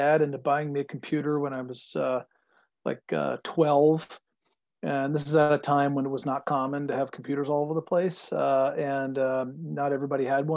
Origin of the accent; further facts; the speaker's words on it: New York, United States; moved away; also born or lived in Silicon Valley; I grew up in New York